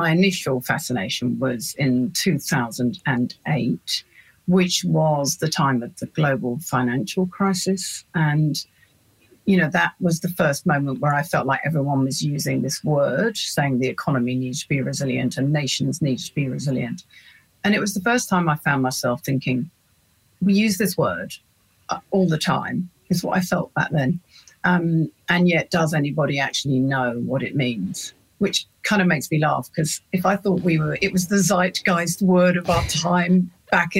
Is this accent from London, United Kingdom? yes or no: yes; London, United Kingdom; moved away as an adult; now in New Zealand; I'm a Londoner born and bred